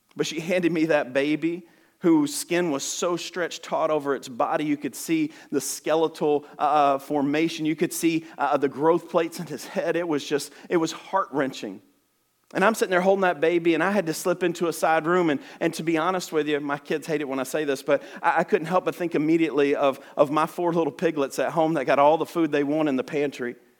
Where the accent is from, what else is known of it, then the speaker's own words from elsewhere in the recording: Alabama, United States; I talk super fast, and I am from Alabama.